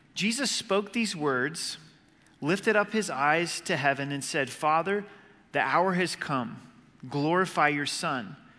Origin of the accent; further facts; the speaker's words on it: Southern Oregon, United States; Growing up in Southern Oregon on the, the Rogue River